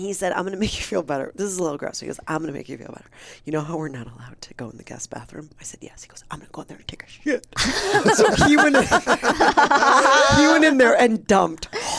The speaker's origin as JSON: {"language": "English", "region": "Midwest", "country": "United States", "said": "I'm from the Midwest. I don't back down."}